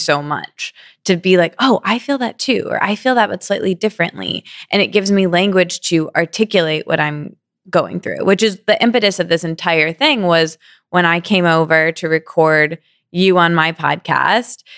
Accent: East Lansing, Michigan, United States; I grew up in a small college town called East Lansing, in Michigan

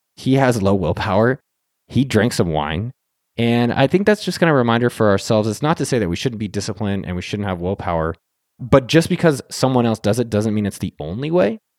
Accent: Silicon Valley, California, United States; I'm from Silicon Valley

